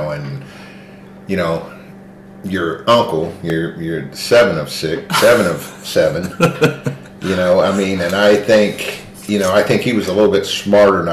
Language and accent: English; Radcliff, Kentucky, United States; moved away as an adult; growing up in the Valley and then leaving the Valley and going into the military